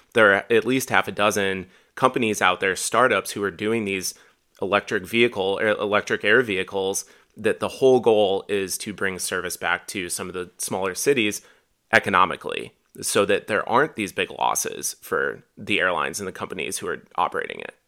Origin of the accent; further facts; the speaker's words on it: Dubuque, Iowa, United States; I grew up in Dubuque